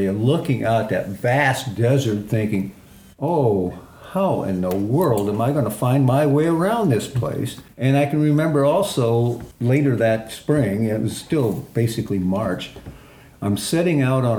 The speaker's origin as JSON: {"language": "English", "region": "Indiana", "country": "United States", "tie": "born or raised there", "moved": "yes", "said": "I was raised in Indiana"}